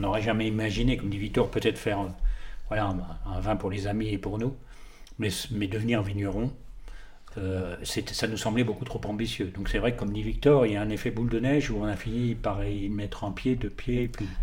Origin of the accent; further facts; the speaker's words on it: the North, Belgian border, Hauts-de-France, France; also born or lived in Paris / Drôme; now in Vinsobres, France; je suis, euh, je suis du Nord, pas du tout euh, frontière belge